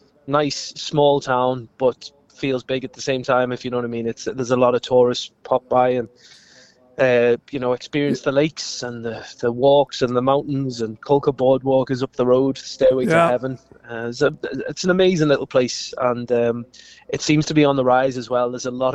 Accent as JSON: {"language": "English", "town": "Liverpool", "region": "North West England", "country": "United Kingdom", "tie": "born or raised there", "moved": "as an adult", "lives_now": "Fermanagh, United Kingdom", "said": "I grew up in Liverpool, but I've been in Fermanagh now for the last 10 years."}